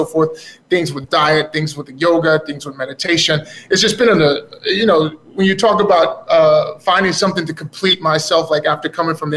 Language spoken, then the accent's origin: English; Dallas, Texas, United States; growing up in Texas, Dallas